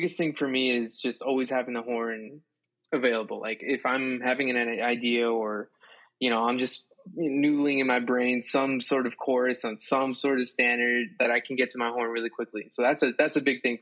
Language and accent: English; South Florida, United States; moved away as an adult; also born or lived in Colombia / Boston; now in New York, United States; I'm a Colombian saxophonist who grew up in Florida, South Florida